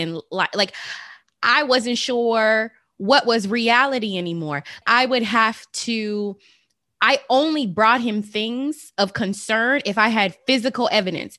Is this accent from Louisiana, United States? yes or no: no; Las Vegas, Nevada, United States; I'm from Las Vegas, the city of sin.